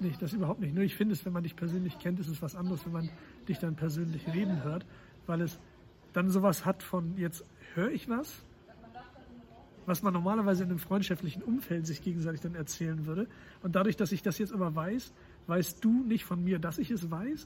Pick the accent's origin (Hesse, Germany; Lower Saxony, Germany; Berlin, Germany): Lower Saxony, Germany; Wilhelmshaven; Ich bin in Wilhelmshaven geboren